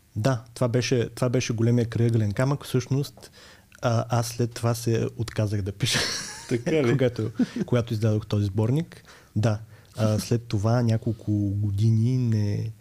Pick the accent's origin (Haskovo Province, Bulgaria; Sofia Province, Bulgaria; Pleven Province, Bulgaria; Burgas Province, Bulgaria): Burgas Province, Bulgaria; Burgas; аз съм от Бургас, роден съм през 89-та и там учех в гимназията за романски езици